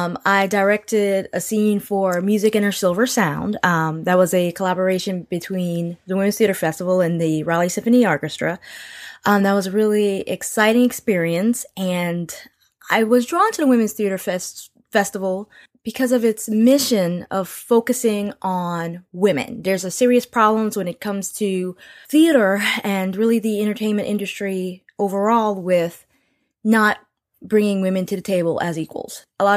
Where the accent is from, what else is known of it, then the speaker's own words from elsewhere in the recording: Nigeria; I'm Nigerian, part Creole.